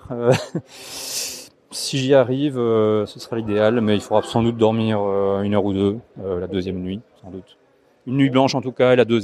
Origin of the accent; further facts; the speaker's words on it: Huy, Wallonia, Belgium; Je viens de la région de Huy.